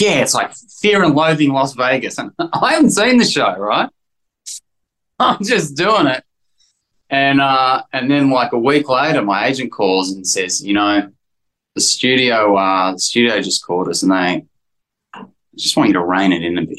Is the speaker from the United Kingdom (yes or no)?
no; Australia; accent: Australian; moved away as an adult; I was so Australian, you know. I mean, not that I'm less Australian, but I just didn't understand how it worked in America.